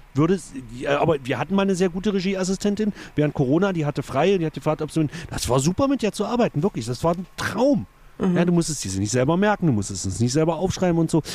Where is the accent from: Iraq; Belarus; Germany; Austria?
Germany; Egeln, Saxony-Anhalt; bei uns in Egeln auf der Realschule